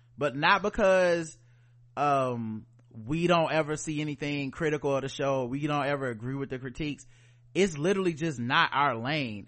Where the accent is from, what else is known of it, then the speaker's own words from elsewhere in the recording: the South, United States; We are black people from the South.